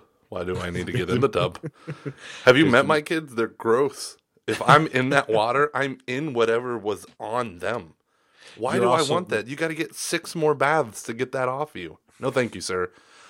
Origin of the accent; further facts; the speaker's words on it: Denver, Colorado, United States; And I'm from the Rockies of Denver, and I just, okay, anyway.